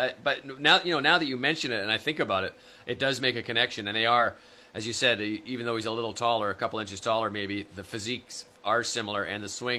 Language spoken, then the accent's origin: English; Canada